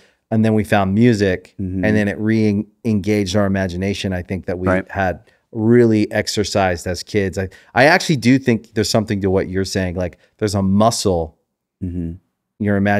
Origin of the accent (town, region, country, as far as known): Maryland, United States; born or raised there